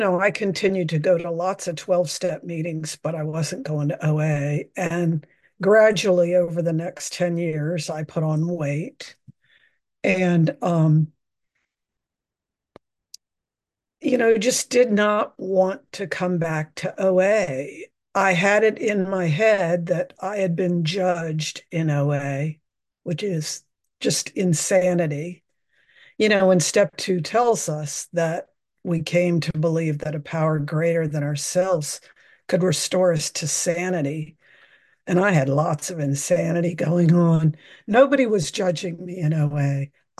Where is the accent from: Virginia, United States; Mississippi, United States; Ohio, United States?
Virginia, United States; moved away as an adult; now in San Francisco, United States; I was born and raised in Virginia